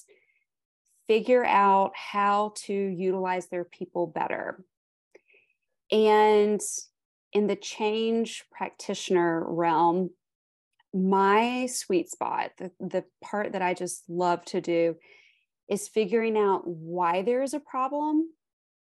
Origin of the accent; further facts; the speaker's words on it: Greenville, South Carolina, United States; also born or lived in New Zealand; I am coming to you from Greenville, South Carolina. This is where I was born and raised.